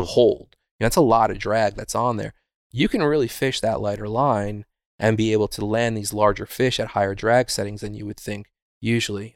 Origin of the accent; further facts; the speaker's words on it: Wurtsboro, New York, United States; I grew up in a little town called Wurtsboro